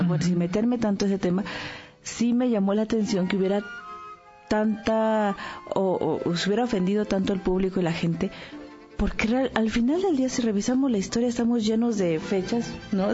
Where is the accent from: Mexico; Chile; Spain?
Mexico; como mexicanos